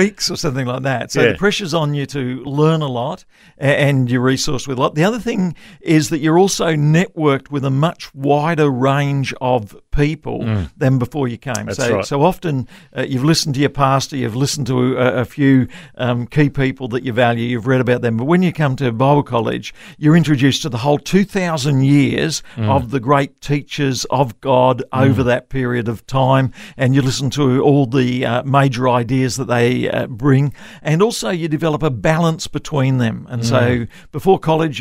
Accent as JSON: {"language": "English", "region": "Tasmania", "country": "Australia", "tie": "born or raised there", "also_born_or_lived": "Victoria / Brisbane", "moved": "as an adult", "said": "I grew up in Tasmania. My grandfather came out to Tasmania to plant a church there, and that's where I was raised"}